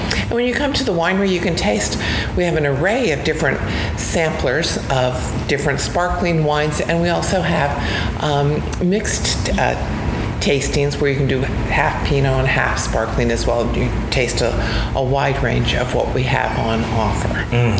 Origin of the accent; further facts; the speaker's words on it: New Jersey, United States; I grew up in New Jersey